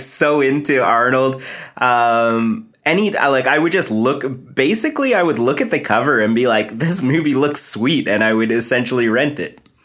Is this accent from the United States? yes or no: no; Canada; I am East Indian. Uh, my parents are first, or sorry, I'm first generation Canadian. They moved over here